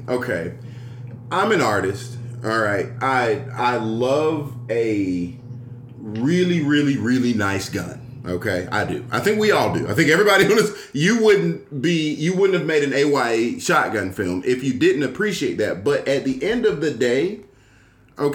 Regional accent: Atlanta, Georgia, United States; I'm born and raised in Atlanta and live slightly west of the slightly west of it

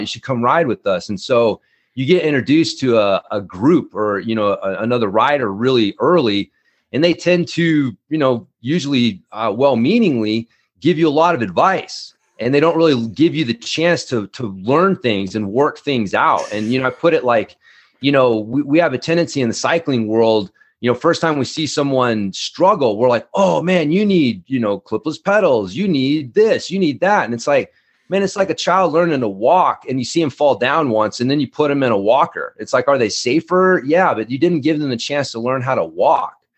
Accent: Ardmore, Oklahoma, United States; also born or lived in North Texas; now in Fruita, United States; I was born in, uh, Ardmore, Oklahoma. I spent a lot of my life in the, you know, the South, Oklahoma, uh, you know, North Texas

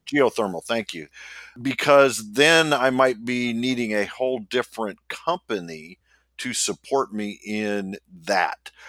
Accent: Midwest, United States; I am from the Midwest

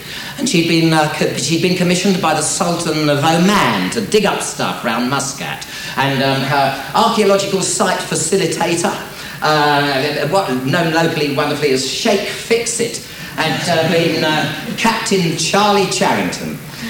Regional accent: England, United Kingdom; accent: English; my English accent would come through

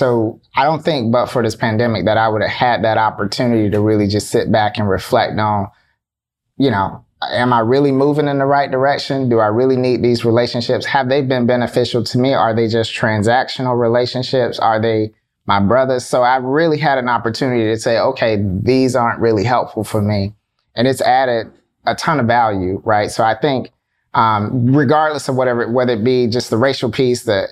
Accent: South Florida, United States; We're originally from South Florida

